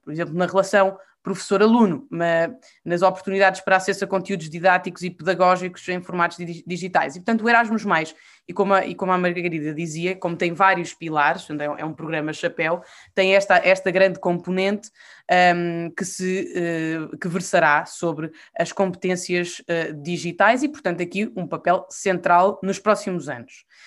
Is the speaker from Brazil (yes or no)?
no; Portugal; eu sou portuguesa e sou europeia e não sei ser uma sem a outra.